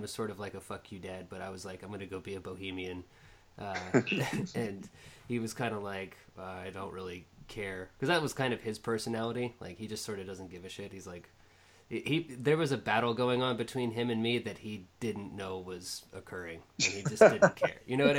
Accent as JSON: {"language": "English", "town": "Fairfax", "region": "Virginia", "country": "United States", "tie": "born there", "said": "Yep, and I was born in Fairfax."}